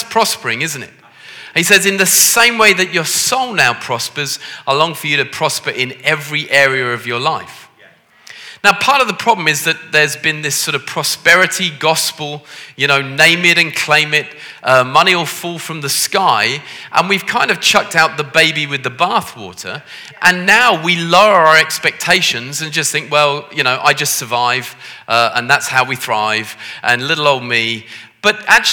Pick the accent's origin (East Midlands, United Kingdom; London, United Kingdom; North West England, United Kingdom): North West England, United Kingdom; Liverpool; As you can tell from the way that I talk with my posh accent, I come from Liverpool